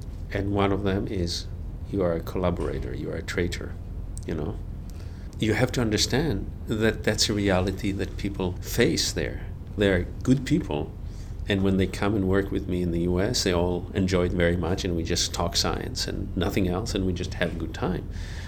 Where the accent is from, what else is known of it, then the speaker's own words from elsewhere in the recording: Israel; Of course, because I was born and I grew up in Israel, there's a relationship to the place.